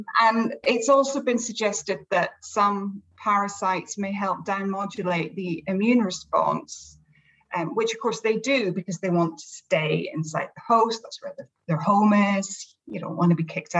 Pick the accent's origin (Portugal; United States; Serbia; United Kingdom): United Kingdom; Scotland; we never get heat where I come from